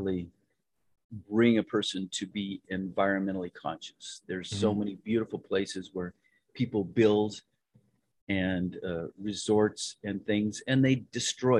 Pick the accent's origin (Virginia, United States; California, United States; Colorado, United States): Colorado, United States; Western Slope; I was born in the Western Slope over there, and it was a great little place.